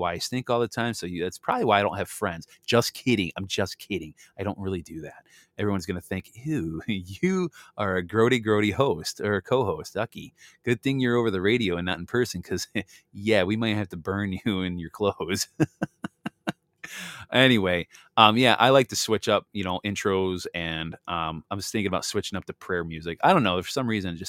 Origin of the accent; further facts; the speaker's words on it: Missouri, United States; I was born in Missouri.